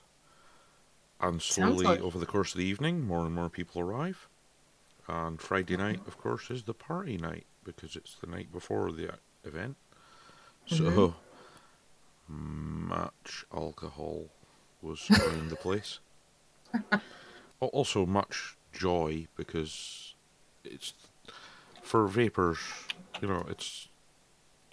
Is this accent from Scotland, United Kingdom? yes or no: yes; Scotland, United Kingdom; I'm Scottish